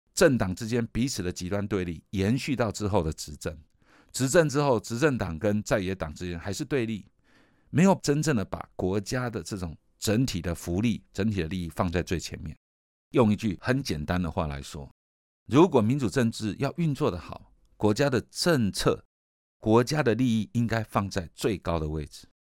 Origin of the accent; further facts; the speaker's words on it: Taiwan; 我们作为一个台湾人